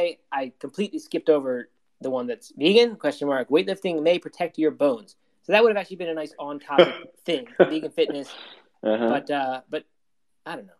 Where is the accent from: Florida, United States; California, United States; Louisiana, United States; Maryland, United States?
Maryland, United States; I grew up in Maryland, and every summer, you know, you ate crabs.